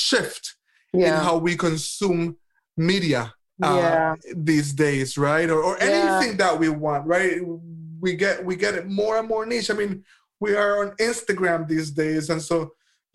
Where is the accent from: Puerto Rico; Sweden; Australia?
Puerto Rico; I'm from the Caribbean originally. I'm from Puerto Rico.